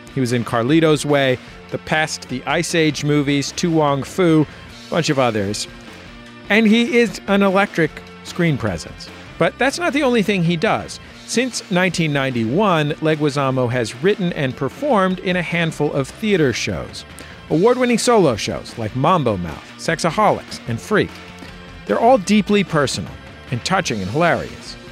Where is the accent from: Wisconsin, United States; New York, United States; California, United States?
California, United States; growing up in California, uh, to be Latino meant, uh, you know, for people in my neighborhood